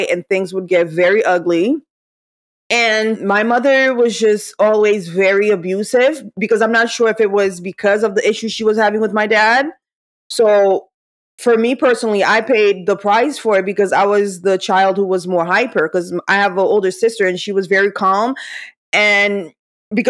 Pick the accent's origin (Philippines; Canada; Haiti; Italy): Haiti; moved away; I was growing up in Haiti